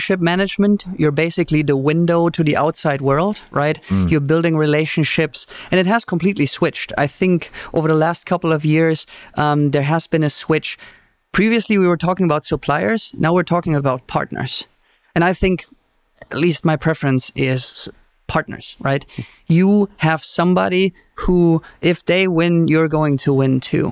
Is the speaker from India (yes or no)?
no; Germany; English is a second language; moved away as an adult; also born or lived in Mexico; now in United States; I'm originally from Germany